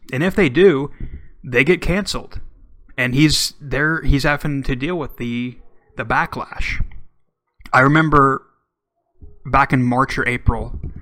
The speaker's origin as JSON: {"language": "English", "region": "Oklahoma", "country": "United States", "tie": "born or raised there", "said": "my home my home state"}